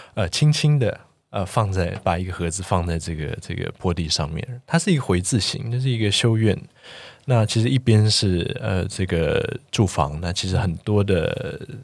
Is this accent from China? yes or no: no; Taiwan; 我们四位来自台湾的建筑人